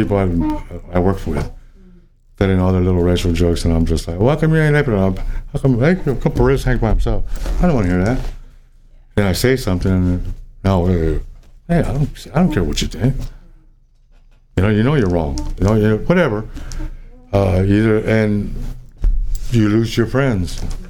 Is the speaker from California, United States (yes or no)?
no; San Antonio, Texas, United States; San Antonio, Texas.